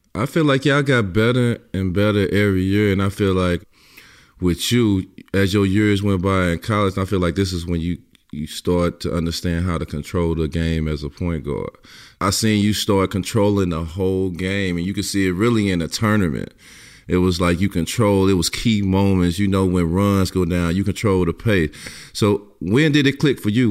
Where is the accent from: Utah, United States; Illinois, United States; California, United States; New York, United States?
Illinois, United States; East St. Louis; I'm from East St. Louis, so you know you follow everybody from the hometown